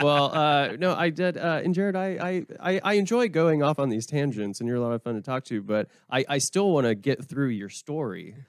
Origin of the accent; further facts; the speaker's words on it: Oklahoma, United States; moved away; also born or lived in Vermont; I'm from Oklahoma